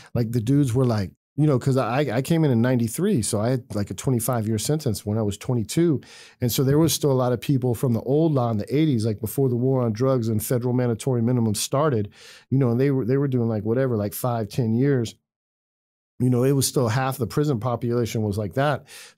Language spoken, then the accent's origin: English; California, United States; I was born and raised in California. So even though my case was from Virginia, you know, I was like, I'm from California.